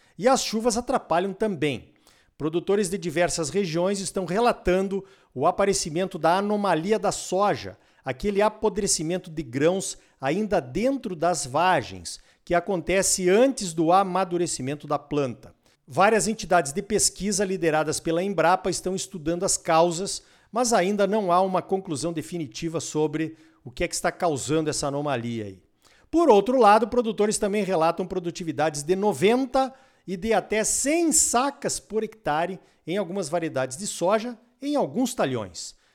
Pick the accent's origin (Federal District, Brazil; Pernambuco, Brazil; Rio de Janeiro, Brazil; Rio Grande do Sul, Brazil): Rio Grande do Sul, Brazil; Gaúcho; Eu, como gaúcho